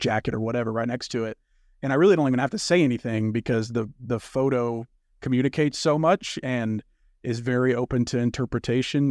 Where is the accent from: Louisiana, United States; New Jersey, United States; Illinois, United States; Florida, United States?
Louisiana, United States; I grew up in Louisiana.